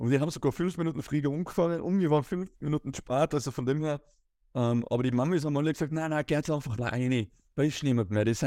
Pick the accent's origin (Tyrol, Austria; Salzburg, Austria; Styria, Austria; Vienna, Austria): Tyrol, Austria; ich bin halt ein typischer Tiroler oder Österreicher, ich habe zwei linke Füße, Skifahren, Rodeln und äh, sonstige Ski-Winteraktivitäten kann ich sehr gut